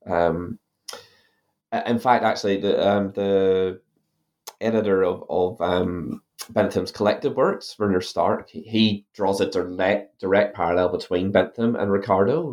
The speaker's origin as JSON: {"language": "English", "country": "Ireland", "moved": "yes", "lives_now": "New Zealand", "said": "you might be able to tell from my accent that I'm originally from Ireland."}